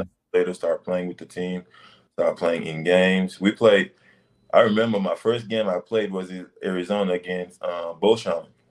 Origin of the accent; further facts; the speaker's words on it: Senegal; moved away; I grew up in Senegal, West Africa.